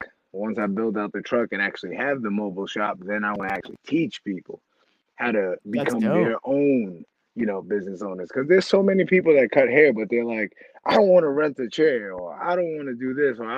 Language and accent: English; New York, United States; moved away; I'm from New York and I'm a guy